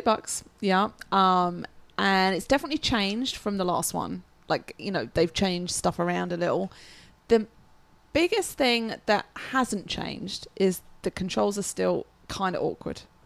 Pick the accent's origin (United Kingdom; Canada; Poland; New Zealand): United Kingdom; England; I'm English